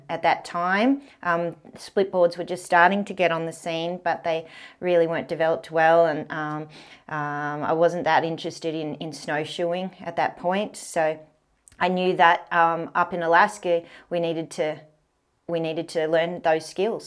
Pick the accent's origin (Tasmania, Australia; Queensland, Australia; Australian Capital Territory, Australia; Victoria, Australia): Australian Capital Territory, Australia; Canberra; born or raised there